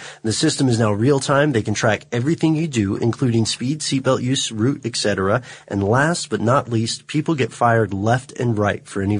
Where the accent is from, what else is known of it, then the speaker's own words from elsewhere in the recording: Melbourne, Victoria, Australia; I'm from Melbourne in Australia. I see it all the time.